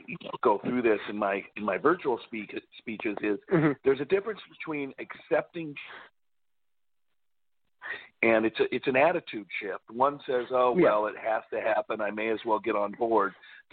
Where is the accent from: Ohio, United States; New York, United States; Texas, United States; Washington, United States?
Washington, United States; Seattle; I was born and raised in Seattle, Washington. My mom and dad were both born there in the greater Seattle area, moreover in Bremerton